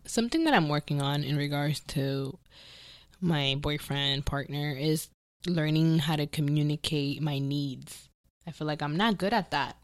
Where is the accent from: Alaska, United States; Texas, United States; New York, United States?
New York, United States; New York City; now in Los Angeles, United States; I grew up in the Bronx